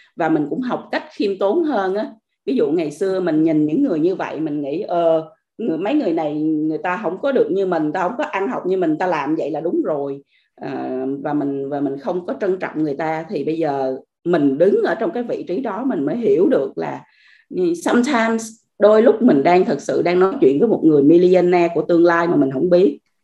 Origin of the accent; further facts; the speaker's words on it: Vietnam; moved away as an adult; also born or lived in Australia; mình là người Việt Nam mình ở nước ngoài